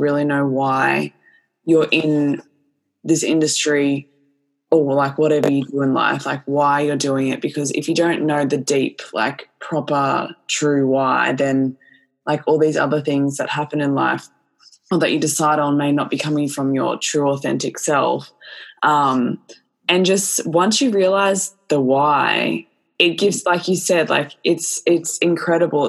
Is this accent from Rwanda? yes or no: no; Australia; we're Australian